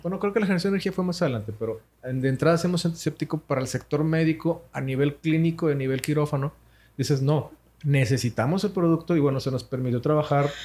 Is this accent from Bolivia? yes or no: no; Monterrey, Nuevo León, Mexico; Nosotros somos de Monterrey, Nuevo León, México, sí, señor. Arriba al norte.